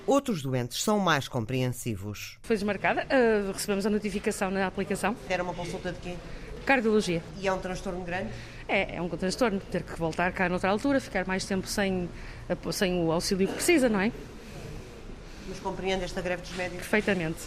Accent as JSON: {"language": "Portuguese", "town": "Felgueiras", "region": "Norte", "country": "Portugal", "said": "sou de Felgueiras"}